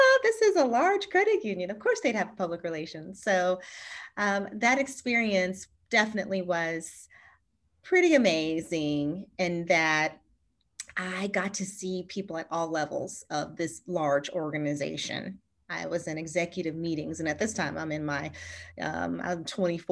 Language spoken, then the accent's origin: English; Charlottesville, Virginia, United States; moved away as an adult; now in San Diego, United States; So I grew up in Virginia, in Charlottesville, Virginia. You know, but right now we're in San Diego and born and raised in Charlottesville